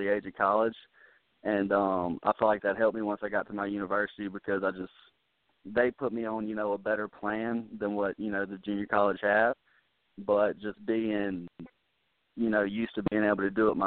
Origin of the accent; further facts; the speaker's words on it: Mobile, Alabama, United States; moved away as an adult; I had South Alabama, which is in the hometown Mobile